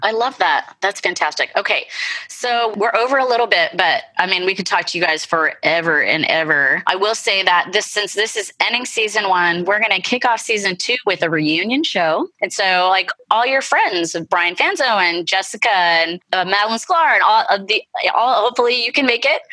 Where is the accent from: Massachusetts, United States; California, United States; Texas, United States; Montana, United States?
California, United States; San Jose; I'm from San Jose